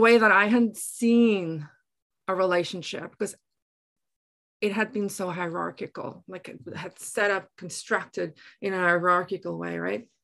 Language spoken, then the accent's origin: English; Drakenstein Mountains, Western Cape, South Africa; accent: Afrikaans; moved away as an adult; also born or lived in Taiwan; now in Surrey, Canada; originally, I am from the Drakenstein Mountains in South Africa.